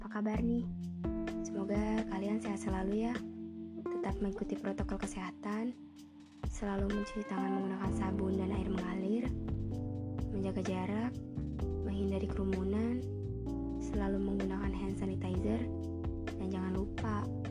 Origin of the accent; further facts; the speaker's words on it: Bandar Lampung, Lampung, Indonesia; Gue lahir di kota Bandar Lampung, tanggal 30 April 2003. Gue tinggal di Bandar Lampung